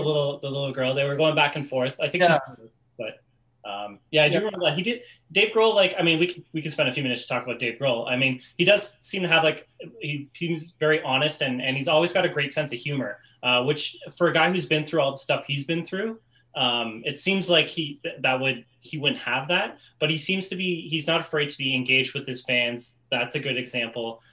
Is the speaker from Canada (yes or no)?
yes; Canada; I'm Canadian